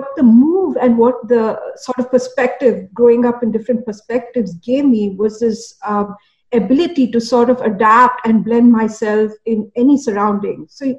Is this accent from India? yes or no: yes; India; also born or lived in Kuwait; So I grew up actually partly in Kuwait, and then we moved to India when I was about seventh grade or so.